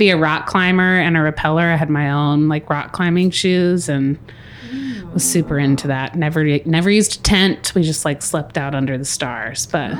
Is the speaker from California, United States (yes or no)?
no; Kentucky, United States; also born or lived in Indiana; now in Marion, Indiana, United States; I grew up in Kentucky. So I did all my like education. I mean... the bulk of it down in Kentucky.